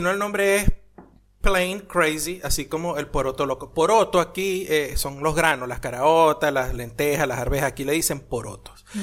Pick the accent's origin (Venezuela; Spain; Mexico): Venezuela; now in Argentina; yo soy de Venezuela